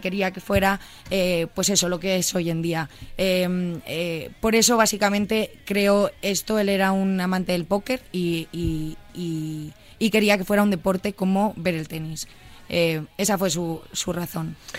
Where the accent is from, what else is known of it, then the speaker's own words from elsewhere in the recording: Pozuelo de Alarcón, Community of Madrid, Spain; moved away as an adult; now in Miami, United States; De Pozuelo Alarcón. He crecido, he nacido y crecido en Pozuelo